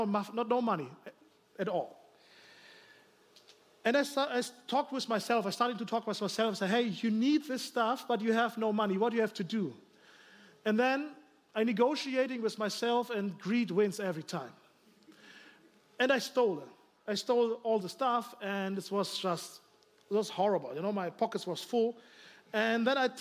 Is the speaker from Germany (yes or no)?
yes; Germany; English is a second language; I'm from Germany, you know, here, maybe you hear my accent